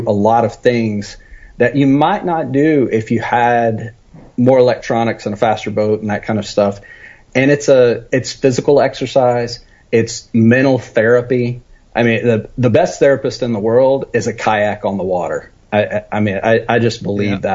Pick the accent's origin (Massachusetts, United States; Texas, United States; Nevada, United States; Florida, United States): Texas, United States; West; So I grew up in West Texas, out that direction.